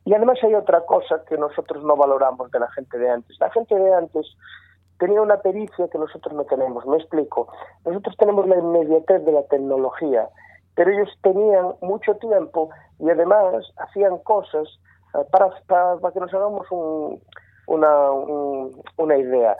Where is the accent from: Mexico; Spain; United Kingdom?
Spain; Sarria, Galicia; de Sarria, de donde soy yo